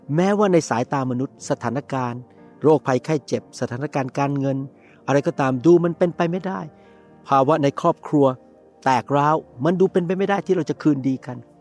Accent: Thailand; now in United States; ผมนี่นะครับเป็นคนไทย แต่ผมมาอยู่อเมริกาแล้วผมเป็นประชากรอเมริกันไปแล้ว

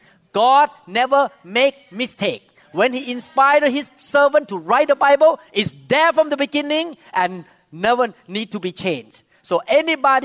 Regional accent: Thailand; moved away; I came from Thailand

